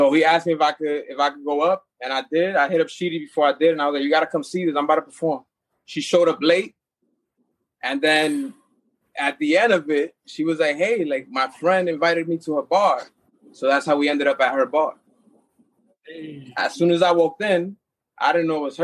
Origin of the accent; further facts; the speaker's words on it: New York City, New York, United States; I grew up in Washington Heights